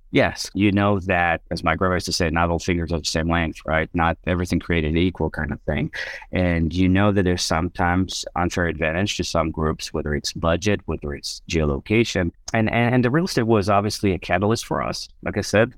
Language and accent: English; Israel; moved away; I was born and raised in Israel